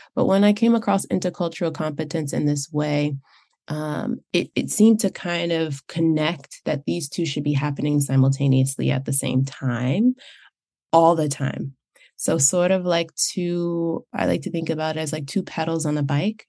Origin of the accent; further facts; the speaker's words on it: United States; I grew up in the United States, that's the cultural framework that I'm coming from